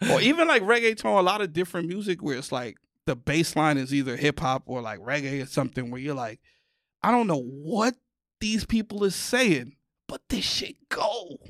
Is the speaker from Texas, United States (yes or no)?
no; New York City, New York, United States; moved away; I'm from the mecca